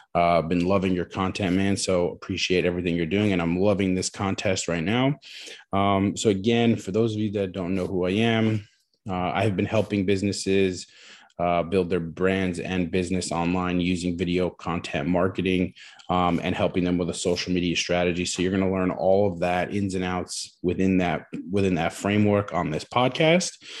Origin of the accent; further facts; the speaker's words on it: New Jersey, United States; moved away as an adult; also born or lived in Queens, New York; I'm originally from New Jersey